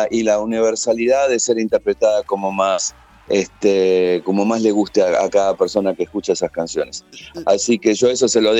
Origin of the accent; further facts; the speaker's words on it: Chile; obviamente en mi país, obviamente que la, idea de, estar presentándolo también en Chile es muy fuerte